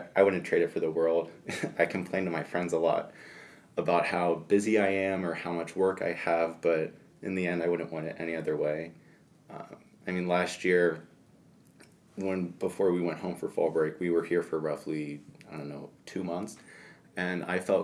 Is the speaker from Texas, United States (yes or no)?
no; Lima, Ohio, United States; I'm from Lima, Ohio